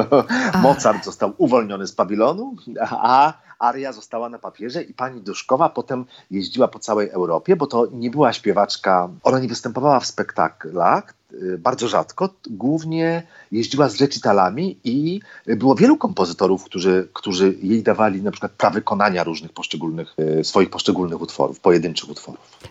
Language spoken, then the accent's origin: Polish; Poland; Jestem z Polska